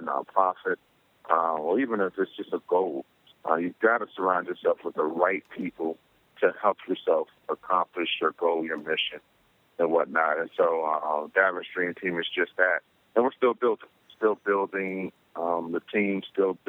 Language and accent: English; Palmetto, Florida, United States; moved away; my hometown of Palmetto Beach